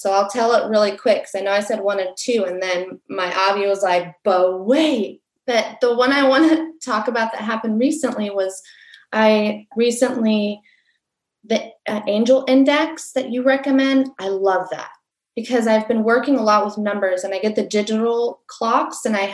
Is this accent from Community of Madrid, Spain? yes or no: no; Barcelona, Catalonia, Spain; moved away; I'm originally from Barcelona, Spain